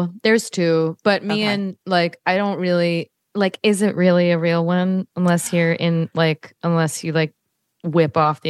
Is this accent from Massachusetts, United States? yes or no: yes; Cambridge, Massachusetts, United States; I grew up in Cambridge.